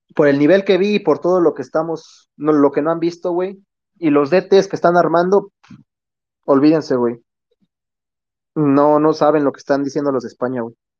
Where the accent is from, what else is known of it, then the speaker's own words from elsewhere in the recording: Mexico; somos propios mexicanos